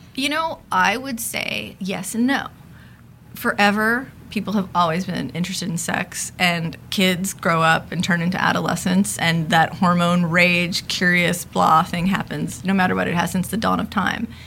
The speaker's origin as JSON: {"language": "English", "town": "Los Angeles", "region": "California", "country": "United States", "tie": "born or raised there", "said": "I am a sociologist, uh, born and raised in Los Angeles"}